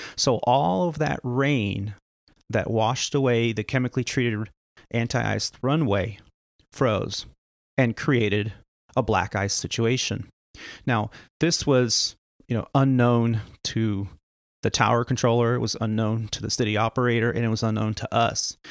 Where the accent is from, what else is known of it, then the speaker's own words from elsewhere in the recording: Northern California, United States; also born or lived in Canada; I grew up in Northern California. We we moved out here when I was very young